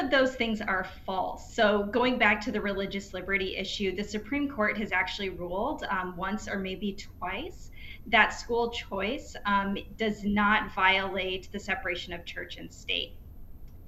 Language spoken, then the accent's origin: English; Iowa, United States; in Iowa, my home state